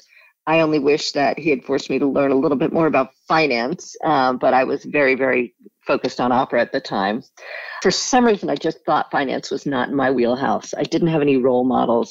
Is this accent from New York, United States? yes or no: yes; New York, United States; also born or lived in Rye, New York / New Haven / Australia; I grew up in New York